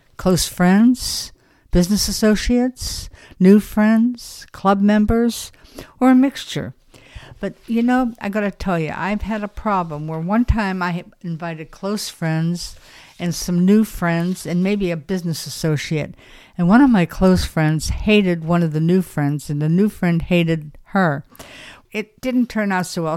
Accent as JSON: {"language": "English", "town": "Beverly Hills", "region": "California", "country": "United States", "moved": "yes", "said": "I'm originally from Beverly Hills, California"}